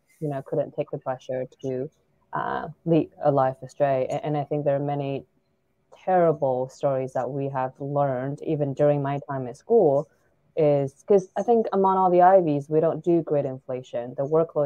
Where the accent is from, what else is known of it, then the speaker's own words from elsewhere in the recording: China; also born or lived in New York / Ithaca, New York; now in California, United States; I was born and raised in China